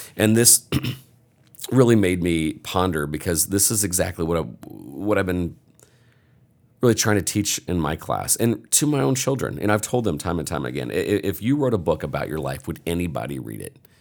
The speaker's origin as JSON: {"language": "English", "region": "Indiana", "country": "United States", "said": "I'm from Indiana"}